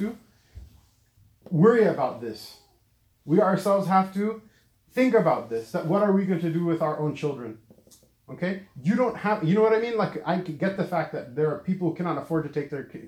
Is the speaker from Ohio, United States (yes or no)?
no; Southern California, United States; also born or lived in Lahore, Pakistan; I grew up in Southern California